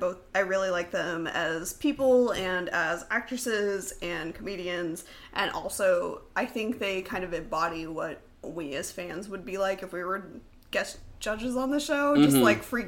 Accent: Dallas, Texas, United States; moved away; also born or lived in Oklahoma; I'm from Dallas.

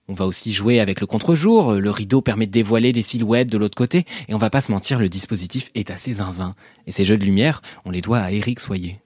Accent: France; also born or lived in Paris / Normandy; je suis parisien et normand

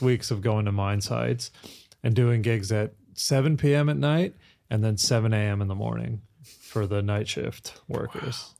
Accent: Kansas, United States; moved away as an adult; also born or lived in London; now in Australia; I grew up in Kansas

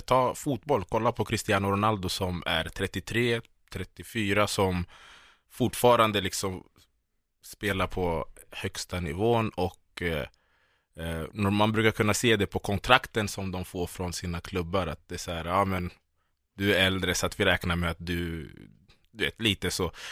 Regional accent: Solna, Stockholm County, Sweden; jag växte upp i Bergshamra i Solna

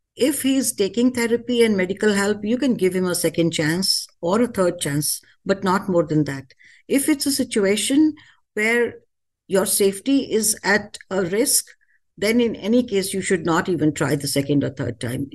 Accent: India; moved away as an adult; now in United States; Being an Indian

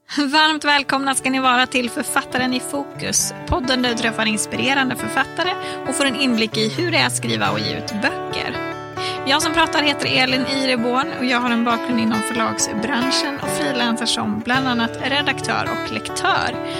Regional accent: Norrland, Sweden; accent: skorrande norrländska (Norrland dialect with uvular r); min skorrande norrländska

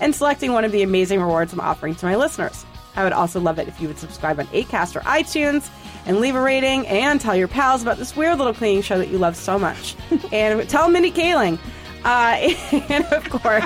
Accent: New England, United States; I just was reared in New England

